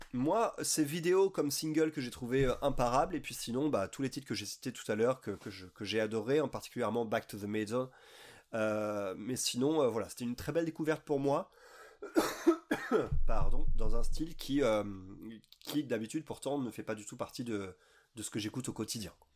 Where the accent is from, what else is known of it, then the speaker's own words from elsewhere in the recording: France; en tant que blanc et en tant que français